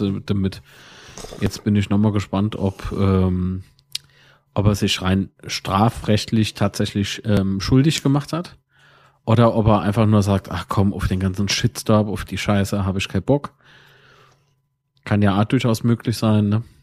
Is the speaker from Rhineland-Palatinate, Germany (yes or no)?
yes; Kaiserslautern, Rhineland-Palatinate, Germany; Von wo kommst du dann? Und dann sag ich, Herr Kaiserslautern